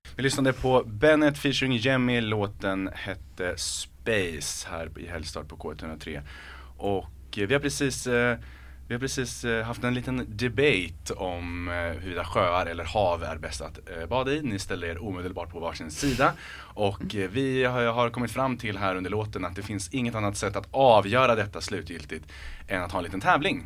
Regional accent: Örebro, Örebro County, Sweden; accent: Närke dialect; jag är från Örebro, uppväxt med insjöar, bada insjöar

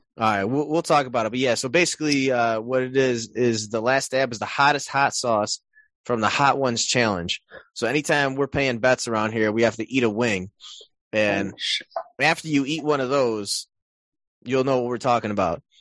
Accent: Illinois, United States; we're all from Illinois

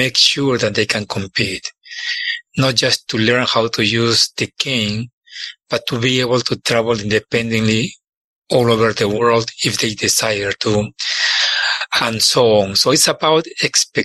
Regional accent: Lima, Peru; moved away as an adult; also born or lived in New Mexico; now in Nebraska, United States; I was born and raised in Lima, Peru

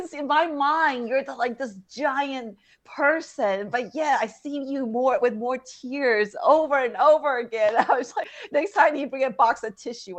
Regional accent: United States; we're from Texas, New Mexico, and we're very chill.

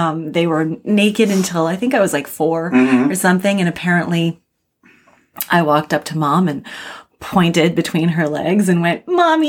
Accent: Alberta, Canada; moved away as an adult; also born or lived in Perth, Australia; now in Toronto, Canada; I grew up in Alberta

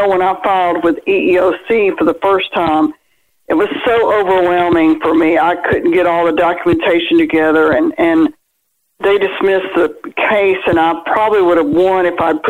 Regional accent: Birmingham, Alabama, United States; I'm from Birmingham, Alabama

